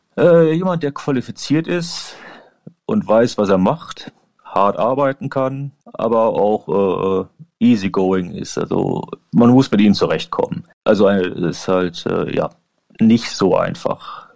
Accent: Germany; moved away as an adult; now in Ireland; ich bin hier als Deutscher und ich bin immer noch sehr direkt

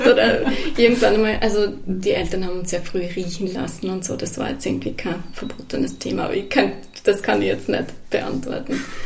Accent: Ratsch an der Weinstraße, Styria, Austria; moved away; also born or lived in Salzburg / Vienna; ich bin aufgewachsen in der Südsteiermark, genauer gesagt in Ratsch an der Weinstraße, einem sehr äh, kleinen Ort

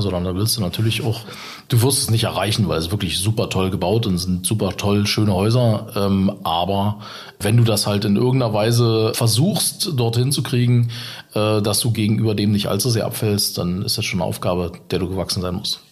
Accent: Saxony, Germany; accent: Saxon; moved away; ich bin tatsächlich in Sachsen geboren

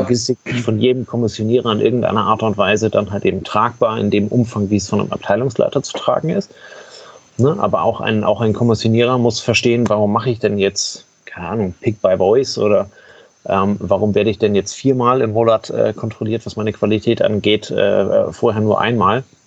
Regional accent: Germany; bei uns in Deutschland

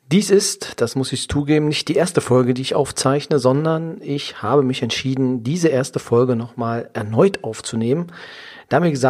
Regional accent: Saxony-Anhalt, Germany; Ich komme aus der Nähe von Magdeburg. Im schönen Sachsen-Anhalt bin ich geboren. Dort auch zur Schule gegangen

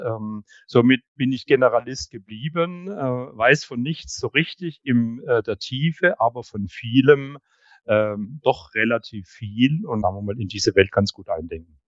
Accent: Hamburg, Germany; also born or lived in Stuttgart; ich komme aus Hamburg

